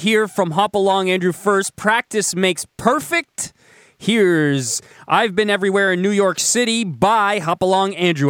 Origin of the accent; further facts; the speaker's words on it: Canada; I'm Canadian. I'm proud to be Canadian. I love Canada. I think I live in such a great country